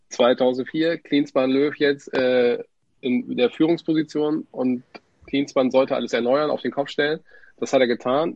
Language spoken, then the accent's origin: German; Wilhelmshaven, Lower Saxony, Germany; kommen gebürtig aus Wilhelmshaven